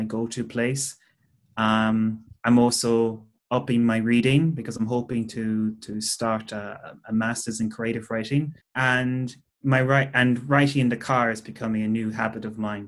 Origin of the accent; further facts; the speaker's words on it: Cork, Munster, Ireland; I'm from Cork. I come from just outside Cork City